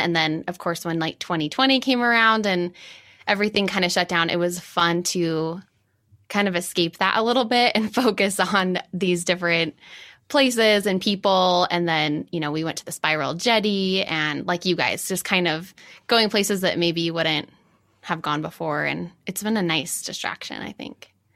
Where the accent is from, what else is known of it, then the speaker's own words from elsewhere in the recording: Farmington, Utah, United States; also born or lived in New York; I grew up in Farmington and now I'm in Salt Lake